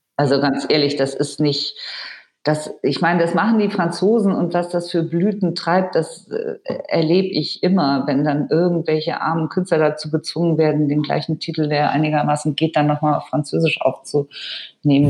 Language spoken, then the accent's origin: German; Allgäu, Bavaria, Germany; ich bin ja so ähnlich aufgewachsen da im Allgäu